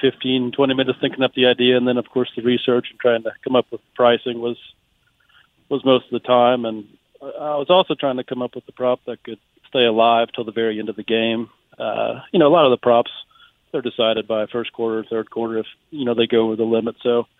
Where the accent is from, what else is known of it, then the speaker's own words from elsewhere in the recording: Springfield, Missouri, United States; I'm out of the Springfield, Missouri area.